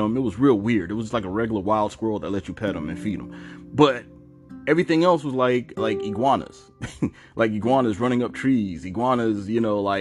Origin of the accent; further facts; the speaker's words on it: Savannah, Georgia, United States; also born or lived in New York / Atlanta; I'm from Georgia. I was born in New York, but I was raised in Georgia, Savannah